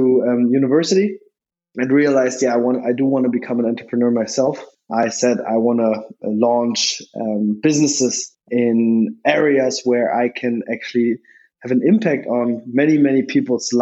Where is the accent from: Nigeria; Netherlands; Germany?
Germany; Berlin; also born or lived in Switzerland; I was born in Berlin to an American-born mother, actually.